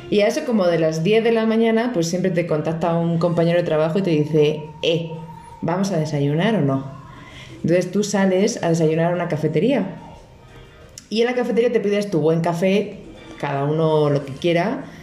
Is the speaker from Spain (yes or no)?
yes; Spain; si no lo han escuchado ya por este bello acento que tengo, soy de España.